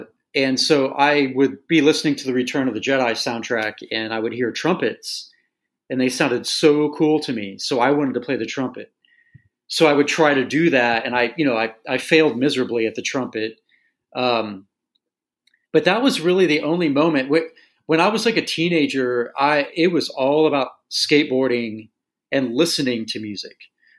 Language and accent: English; Tulsa, Oklahoma, United States; it's just that growing up in Tulsa thing, you know, it's just finding a way to be yourself amidst this, you know, this like Bible Belt culture.